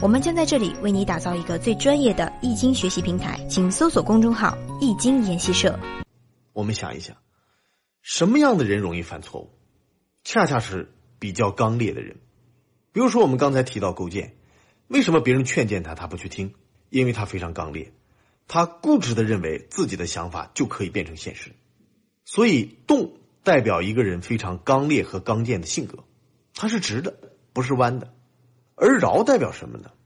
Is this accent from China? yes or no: yes; China; 我们中国人的文化根基